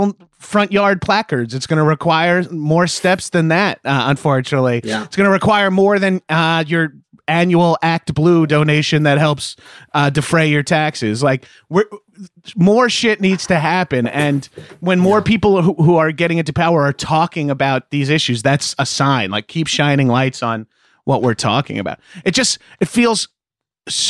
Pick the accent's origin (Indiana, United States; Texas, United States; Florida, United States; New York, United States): New York, United States; Bellmore; now in Los Angeles, United States; I'm class of 2000, Mepham High School